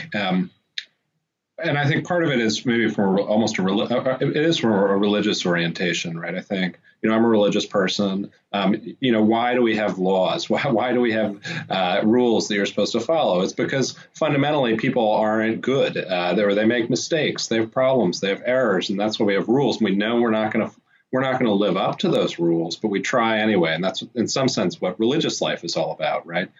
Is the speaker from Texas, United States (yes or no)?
no; Washington, District of Columbia, United States; I grew up in Washington, D.C.